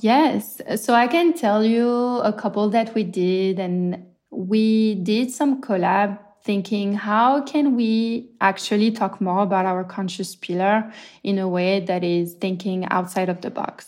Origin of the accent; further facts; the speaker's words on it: France; moved away as an adult; also born or lived in Marseille / Brooklyn, New York; now in New York, United States; I'm clearly from France, and when COVID hit, I had just moved more or less to New York